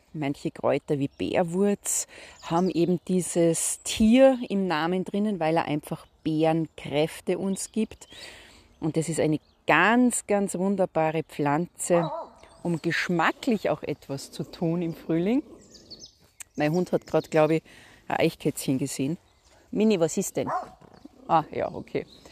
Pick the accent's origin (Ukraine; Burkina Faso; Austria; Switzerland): Austria; Salzburg; Ich komme ja aus Salzburg.